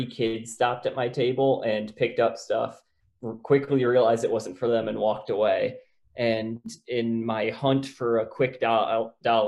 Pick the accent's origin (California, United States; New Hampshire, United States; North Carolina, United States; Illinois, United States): Illinois, United States; Yorkville; moved away as an adult; now in Aurora, United States; I'm from Yorkville originally. I moved here for work.